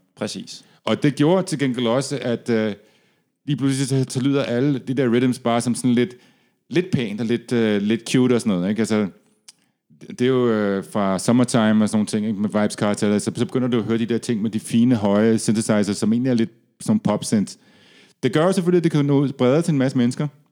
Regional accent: Denmark; da jeg var barn i Danmark

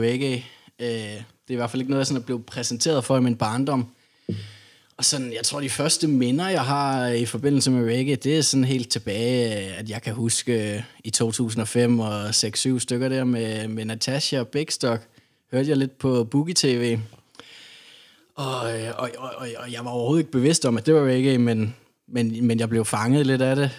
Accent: Odense, Southern Denmark, Denmark; jeg kommer jo fra Odense

